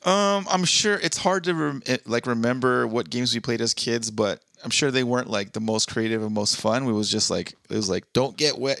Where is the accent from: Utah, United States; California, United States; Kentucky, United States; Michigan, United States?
California, United States; Southern; moved away; I'm born and raised in SoCal